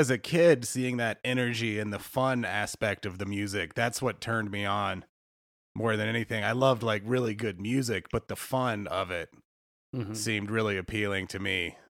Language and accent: English; North Carolina, United States; I grew up in North Carolina.